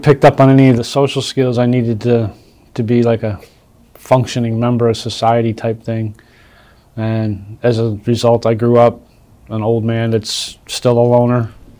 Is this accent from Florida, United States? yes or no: no; Chicago, Illinois, United States; I was born in Chicago.